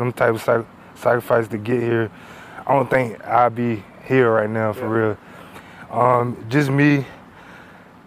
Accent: Norfolk, Virginia, United States; moved away as an adult; now in State College, United States; I'm from Norfolk

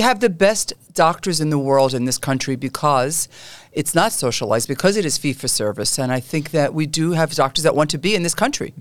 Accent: New York City, New York, United States; I grew up in Canarsie

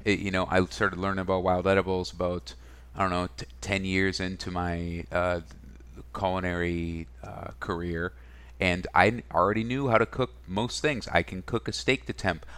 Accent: Minnesota, United States; also born or lived in Wisconsin; I was born in Wisconsin. I grew up in Minnesota

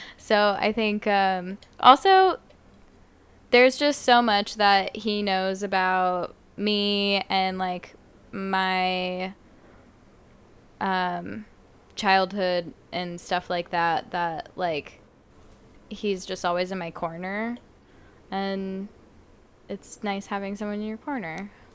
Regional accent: Las Vegas, Nevada, United States; growing up in Vegas

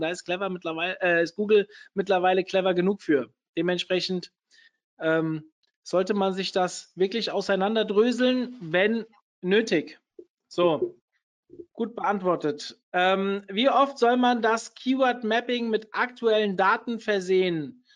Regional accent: Hesse, Germany; ich bin Hesse

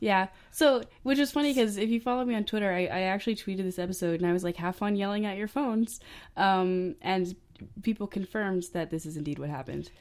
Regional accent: Maine, United States; I'm from Maine

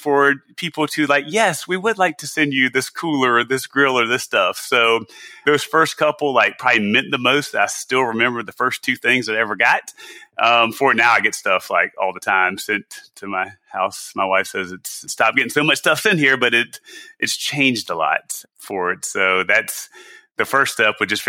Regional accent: South Carolina, United States; moved away; I'm from South Carolina originally.

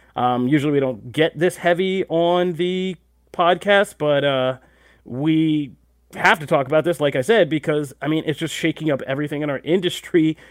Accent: United States; we're American

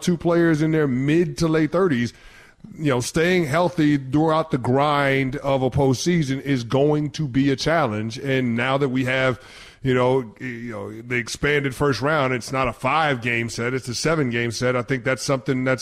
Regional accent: New York City, New York, United States; I grew up in the Bronx

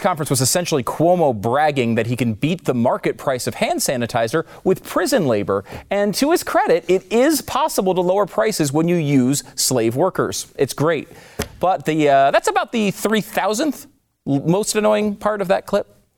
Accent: New York, United States; I was born in New York

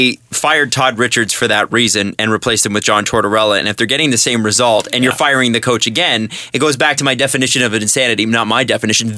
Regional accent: Canada; also born or lived in Calgary

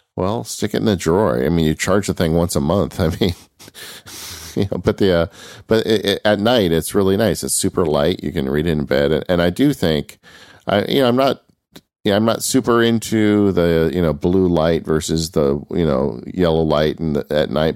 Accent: California, United States; I'm from California

